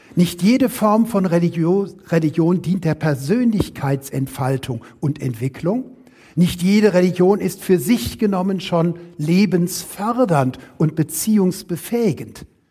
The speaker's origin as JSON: {"language": "German", "region": "Rhineland", "country": "Germany", "said": "Ich selber komme weder aus Württemberg, wie es eben schon anklang, ich komme aus dem Rheinland"}